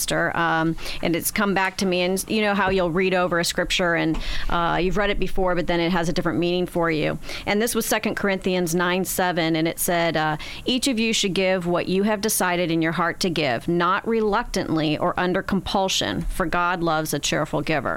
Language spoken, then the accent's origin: English; Beaverton, Oregon, United States; moved away as an adult; now in Florida, United States; I moved from my hometown in Beaverton, Oregon to here in Florida in 1985